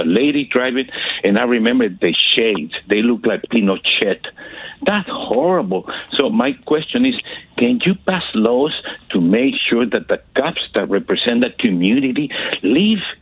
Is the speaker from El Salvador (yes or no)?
yes; El Salvador; now in San Francisco, United States; I come from El Salvador